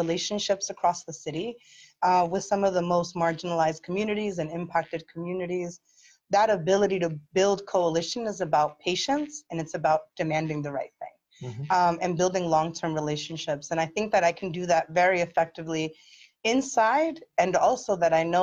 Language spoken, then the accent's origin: English; Philadelphia, Pennsylvania, United States; I am the daughter of immigrants. I was born in South Philly. I have a lived experience of growing up working class